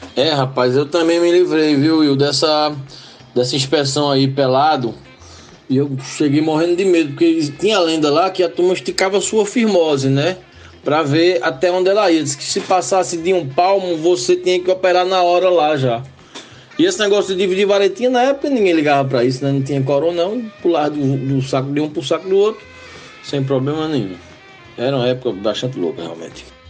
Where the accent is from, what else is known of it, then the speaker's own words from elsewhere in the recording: Limoeiro, Pernambuco, Brazil; sou de Limoeiro, no Agreste Setentrional de Pernambuco